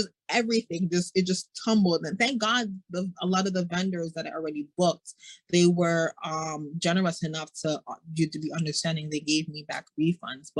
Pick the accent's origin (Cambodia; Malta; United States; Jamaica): Jamaica; I'm Jamaican